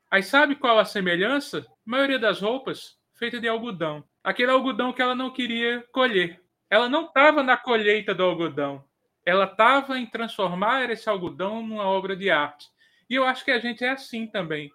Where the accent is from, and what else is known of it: Northeast Region, Brazil